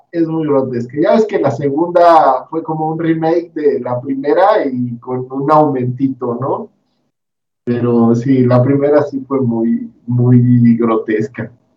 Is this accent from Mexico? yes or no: yes; Mexico; a mi pueblo llegaban con mucho atraso las películas